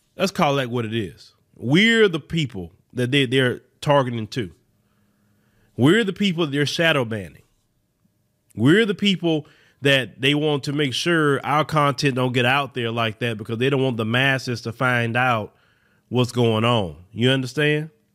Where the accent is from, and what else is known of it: United States